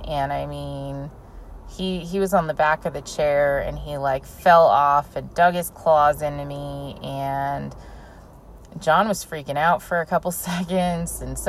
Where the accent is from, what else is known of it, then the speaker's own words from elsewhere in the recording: California, United States; I grew up in California my entire life